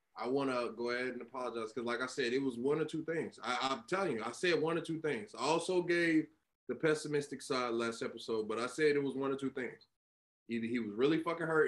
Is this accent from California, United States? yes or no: no; Florida, United States; I'm not from Miami. I am from Florida, but I'm not from Miami